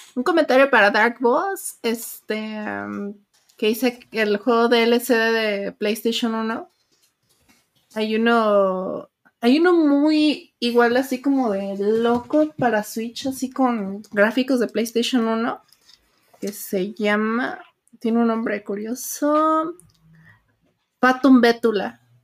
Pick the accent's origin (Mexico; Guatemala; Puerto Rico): Mexico; Uruapan, Michoacán; mi ciudad natal. Okay. Entonces, será así como mi natal Uruapan